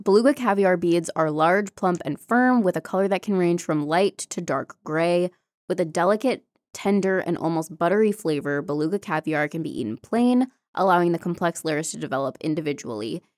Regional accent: United States; accent: American; in my American accent

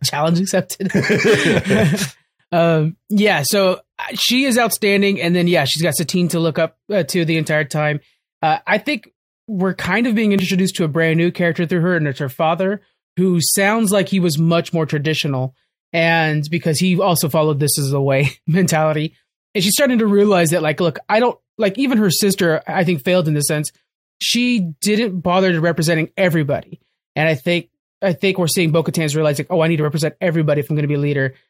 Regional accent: United States; as an American

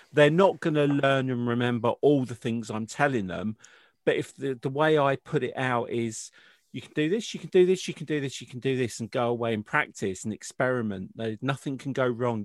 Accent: United Kingdom; I'm British

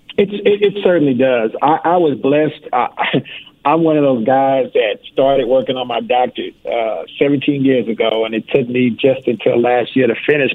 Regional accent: Houston, Texas, United States; Houston is my hometown

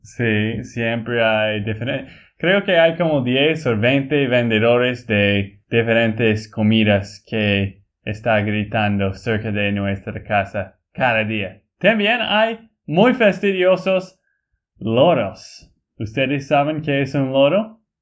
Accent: Texas, United States; Spanish is a second language; moved away as an adult; also born or lived in Bolivia; now in Colombia; de Texas, Estados Unidos

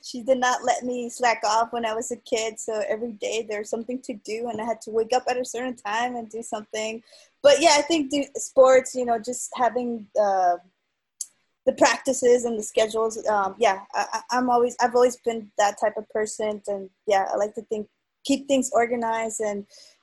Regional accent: South Gate, California, United States; Growing up in LA and growing up in the U.S.

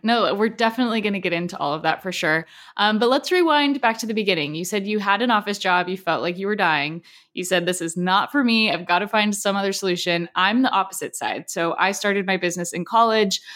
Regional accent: Southern California, United States; I grew up in Southern California, so wellness industry is like part of who I am

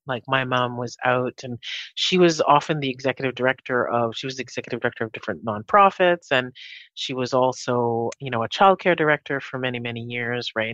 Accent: Winnipeg, Manitoba, Canada; also born or lived in Jamaica; I grew up in Winnipeg. So I'm originally from Jamaica. Grew up here in Winnipeg

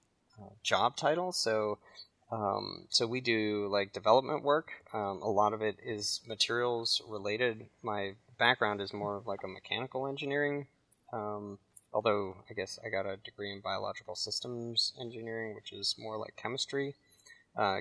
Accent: Shaker Heights, Ohio, United States; moved away as an adult; also born or lived in California / Virginia; I grew up in Shaker Heights, Ohio, with Taylor

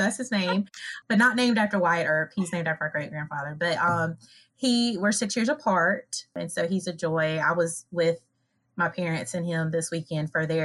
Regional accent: Lancaster, South Carolina, United States; I'm from Lancaster, South Carolina

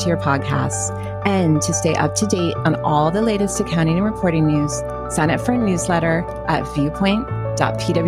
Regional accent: Wisconsin, United States; when I was a kid in Wisconsin

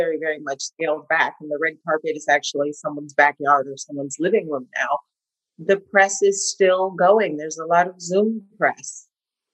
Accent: Los Angeles, California, United States; moved away as an adult; also born or lived in New York; I'm born and raised

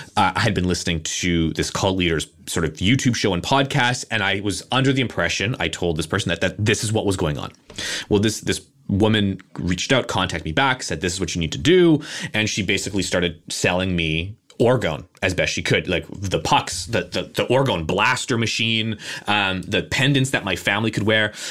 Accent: Canada; I'm a Canadian

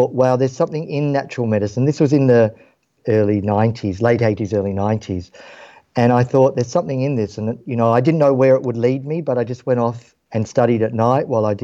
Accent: Western Australia, Australia; Growing up in Australia, and Western Australia in particular

